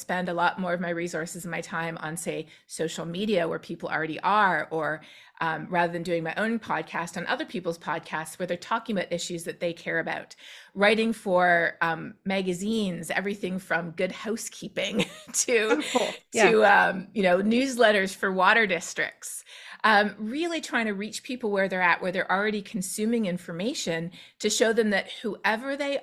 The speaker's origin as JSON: {"language": "English", "country": "Canada", "moved": "yes", "lives_now": "Texas, United States", "said": "I'm Canadian"}